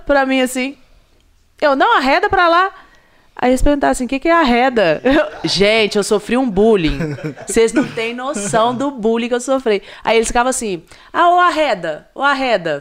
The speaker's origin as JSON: {"language": "Portuguese", "country": "Brazil", "said": "eu sou brasileira"}